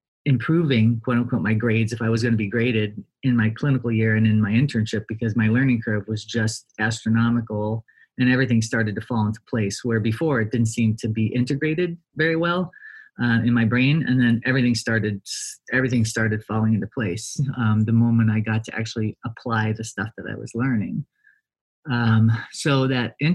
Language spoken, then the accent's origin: English; Ohio, United States; moved away as an adult; now in Davis, United States; come back to Ohio, do an opto residency and take over my boss's ophthalmology practice in my hometown